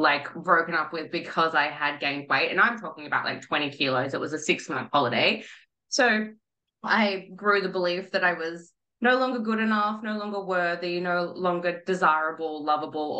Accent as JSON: {"language": "English", "town": "Melbourne", "region": "Victoria", "country": "Australia", "moved": "yes", "said": "I'm originally from Melbourne"}